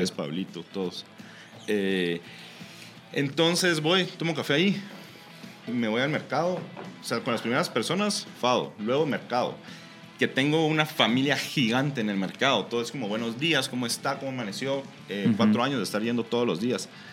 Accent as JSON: {"language": "Spanish", "country": "Guatemala", "moved": "as an adult", "said": "nosotros como chapines nos hace falta sentir eh, la chapinidad"}